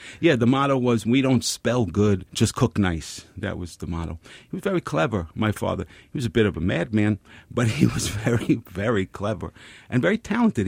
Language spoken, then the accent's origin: English; New York City, New York, United States; I grew up very close to here, Pelham Parkway and White Plains Road